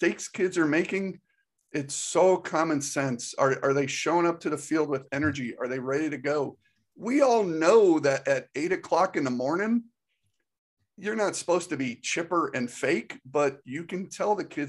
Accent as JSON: {"language": "English", "region": "Northeast", "country": "United States", "tie": "born or raised there", "moved": "as an adult", "lives_now": "Georgia, United States", "said": "I grew up in the Northeast"}